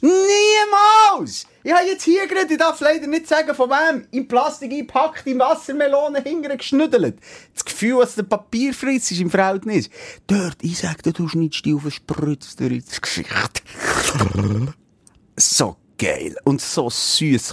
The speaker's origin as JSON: {"language": "German", "country": "Switzerland", "also_born_or_lived": "Bern", "said": "bei uns in der Schweiz"}